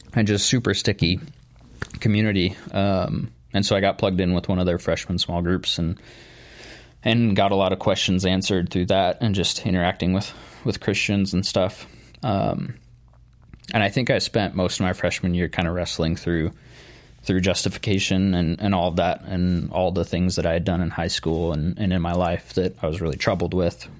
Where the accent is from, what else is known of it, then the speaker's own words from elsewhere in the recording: Nampa, Idaho, United States; born and raised in Nampa